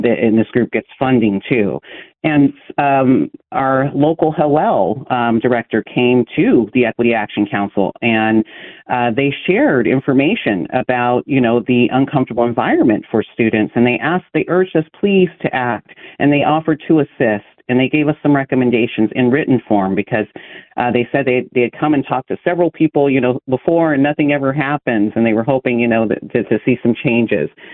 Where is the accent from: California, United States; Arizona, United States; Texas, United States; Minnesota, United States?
California, United States; Lodi; born or raised there